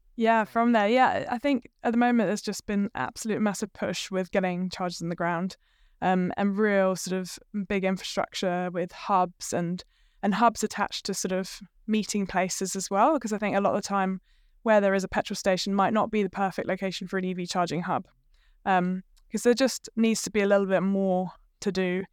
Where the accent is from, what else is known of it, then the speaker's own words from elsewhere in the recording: United Kingdom; moved away as an adult; also born or lived in London; now in Hamilton, New Zealand; I'm not actually from New Zealand originally. I'm from the U K, but I have married a Kiwi, so that's why I'm here.